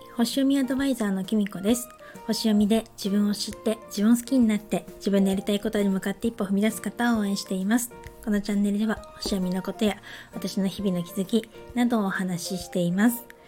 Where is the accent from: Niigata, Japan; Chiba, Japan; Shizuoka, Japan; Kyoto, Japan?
Niigata, Japan; now in Saitama, Japan; 自分の実家新潟の方に帰ったんですけれども